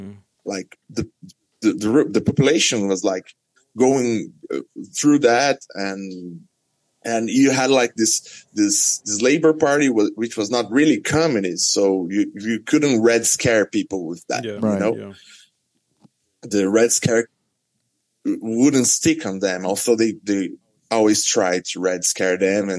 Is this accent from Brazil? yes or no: yes; Brazil